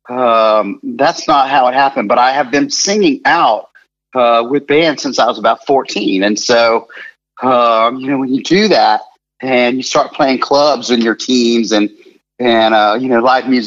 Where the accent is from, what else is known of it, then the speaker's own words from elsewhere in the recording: Gainesville, Florida, United States; Growing up in Gainesville